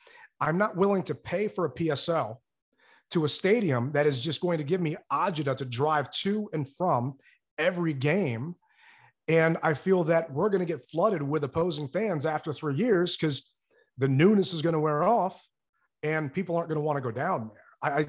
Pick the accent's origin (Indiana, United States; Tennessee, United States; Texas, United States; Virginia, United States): Virginia, United States; Woodbridge; now in Washington, D.C., United States; I grew up in Lake Ridge in Woodbridge. It was a mess back then. I've been in DC for over a decade.